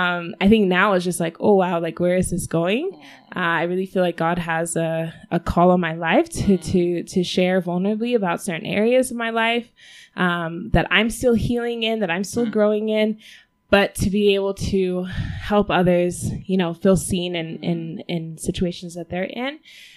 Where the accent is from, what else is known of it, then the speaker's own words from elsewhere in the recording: Denver, Colorado, United States; now in Rwanda; I was born in the U.S. I was born in Denver, Colorado.